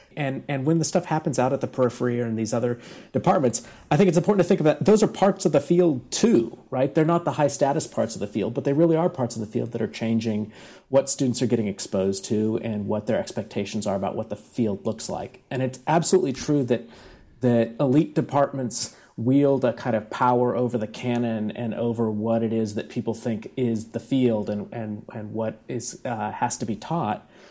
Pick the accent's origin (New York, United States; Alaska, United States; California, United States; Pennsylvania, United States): California, United States; Bakersfield; now in San Diego, United States; we all went to high school at the same time, and uh, from from this little Central Valley town.